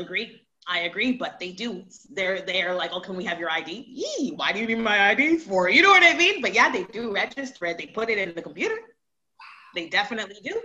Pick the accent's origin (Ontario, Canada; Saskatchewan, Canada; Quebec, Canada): Quebec, Canada; Montreal; also born or lived in Toronto; Montreal, Montreal, Canada, for sure. I, that's where I'm from